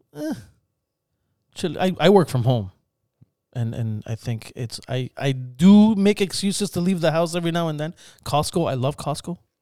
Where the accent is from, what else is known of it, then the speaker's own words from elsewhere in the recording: Spain; now in Toronto, Canada; I grew up in Spain